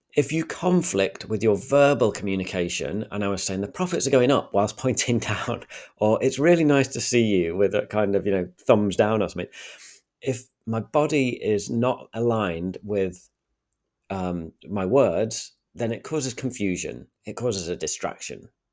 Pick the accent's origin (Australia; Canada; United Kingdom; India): United Kingdom; Sheffield, Yorkshire and the Humber; accent: thick Sheffield; I'm from Sheffield, and I think I'm probably sound northern